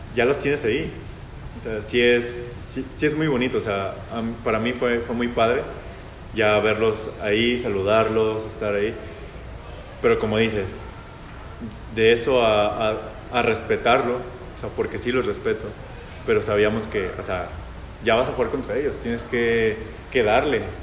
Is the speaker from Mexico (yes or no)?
yes; Jalisco, Mexico; soy jalisciense